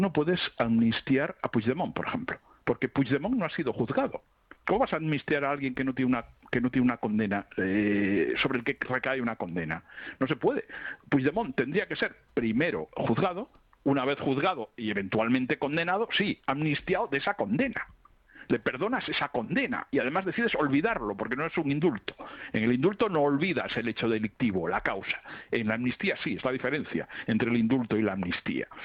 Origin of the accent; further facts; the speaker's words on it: Catalonia, Spain; yo vivo en Barcelona y soy catalán